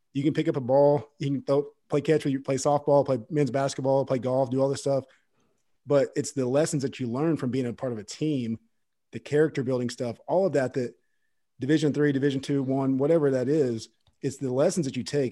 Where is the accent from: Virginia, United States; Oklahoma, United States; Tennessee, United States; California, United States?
Oklahoma, United States; Fort Gibson; I grew up in Fort Gibson, Oklahoma